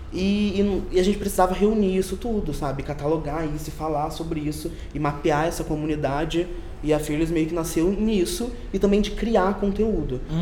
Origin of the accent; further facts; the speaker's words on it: Rio de Janeiro, Brazil; accent: chiado carioca; now in São Paulo, Brazil; sou do Rio de Janeiro, por isso que eu chio